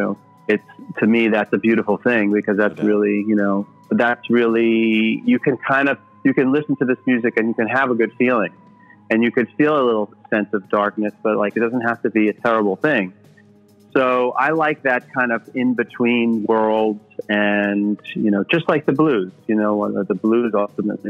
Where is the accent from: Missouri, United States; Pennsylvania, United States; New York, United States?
New York, United States; New York City; growing up in New York City